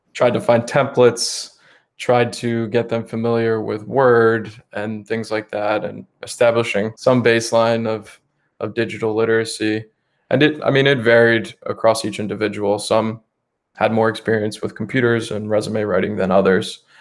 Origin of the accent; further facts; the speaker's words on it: Bucks County, Pennsylvania, United States; I grew up mainly in Bucks County, Pennsylvania. It's the suburbs right outside of Philadelphia